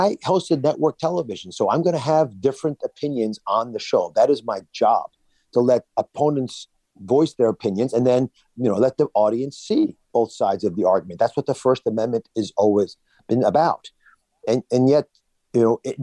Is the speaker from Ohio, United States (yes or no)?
no; Pennsylvania, United States; also born or lived in New Jersey; I am from Pennsylvania area